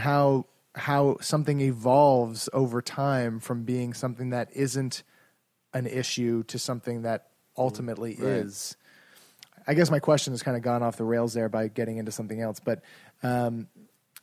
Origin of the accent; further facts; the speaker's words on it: Halifax, Nova Scotia, Canada; we're from Halifax